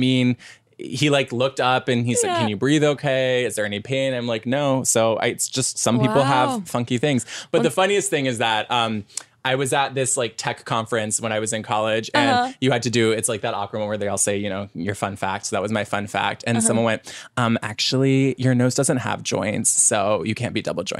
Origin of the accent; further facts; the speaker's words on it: Ohio, United States; now in Los Angeles, United States; growing up in Ohio